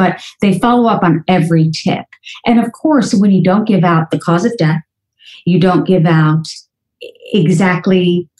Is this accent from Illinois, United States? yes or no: no; New Jersey, United States; I grew up in New Jersey, and you know what you know. So I thought I grew up in a small town because I knew my neighbors.